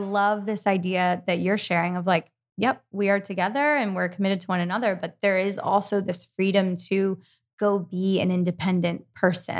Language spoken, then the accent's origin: English; East Coast, United States; I'm from the East Coast also